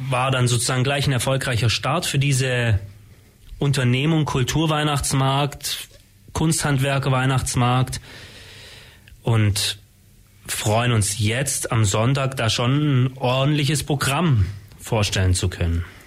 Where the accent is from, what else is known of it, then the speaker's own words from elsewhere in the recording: Ulm, Baden-Württemberg, Germany; Ich bin in Ulm geboren, habe jetzt lange, 30 Jahre fast in Ulm gewohnt und gearbeitet